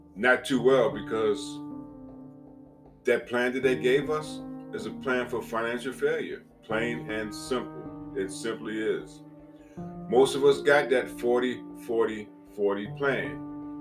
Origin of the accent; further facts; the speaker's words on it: Piscataway, New Jersey, United States; moved away; also born or lived in East Orange, New Jersey / Richmond; I remember that home on Oak Street in Piscataway, New Jersey. We moved from East Orange, New Jersey to Piscataway